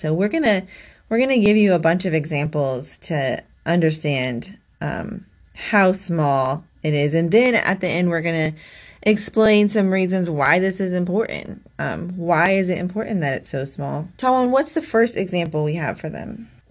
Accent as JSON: {"language": "English", "region": "Kansas", "country": "United States", "said": "we are from Kansas"}